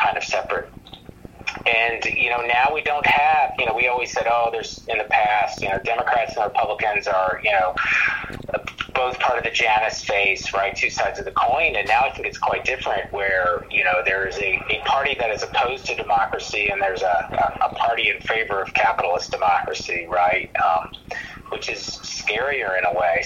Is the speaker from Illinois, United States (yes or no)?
no; Georgia, United States; I grew up in Georgia.